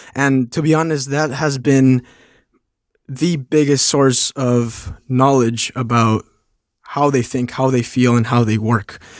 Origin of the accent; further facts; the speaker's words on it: Mexico; moved away as an adult; also born or lived in Phoenix; now in New York, United States; I'm from Mexico. I live in New York